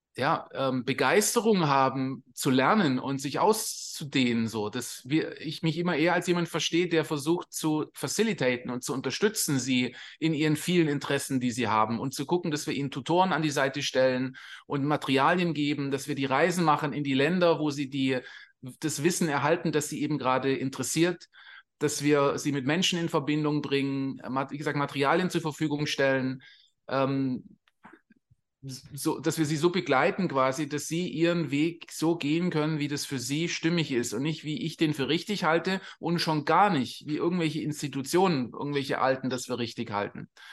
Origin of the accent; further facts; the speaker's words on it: Swabia, Baden-Württemberg, Germany; moved away as an adult; also born or lived in England; now in Costa Rica; wir kommen aus Süddeutschland, wir sind Schwabe und da ist steimler benz in Sindelfinger